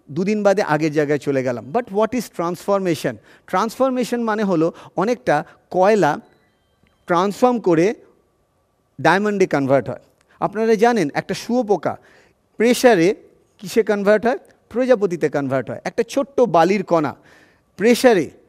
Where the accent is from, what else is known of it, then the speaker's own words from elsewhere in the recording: Kanchrapara, West Bengal, India; also born or lived in Chinsurah, West Bengal; আমি ছোটোবেলায় কাঁচরাপাড়ায় বড় হয়েছি এবং তারপরে চুচুড়াতে বড় হয়েছে